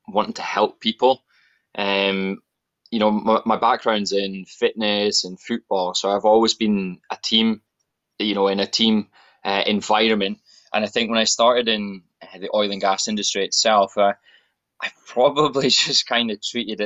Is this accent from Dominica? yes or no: no; Aberdeen, Scotland, United Kingdom; I am born and raised in Aberdeen, northeast of Scotland